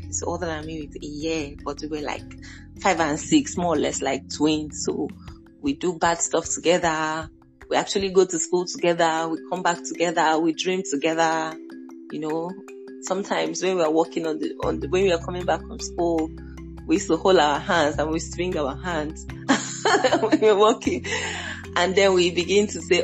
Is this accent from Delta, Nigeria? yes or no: no; Lagos, Nigeria; growing up in Lagos was like Lagos being like the big city